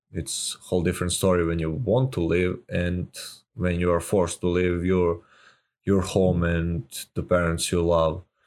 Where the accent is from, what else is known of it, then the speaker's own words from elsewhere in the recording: Serbia; I'm from Serbia